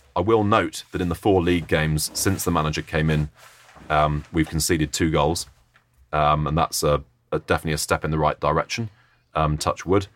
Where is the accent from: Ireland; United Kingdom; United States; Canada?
United Kingdom; Oxford, South East England; moved away; my hometown team, Oxford